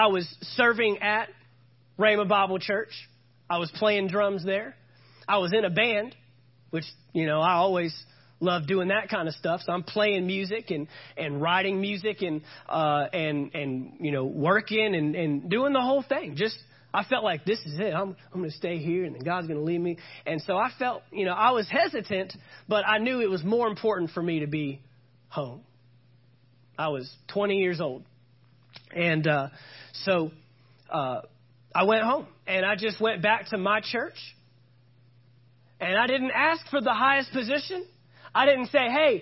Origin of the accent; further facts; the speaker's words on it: Fort Worth, Texas, United States; also born or lived in Oklahoma; I'm from the Fort Worth, Texas area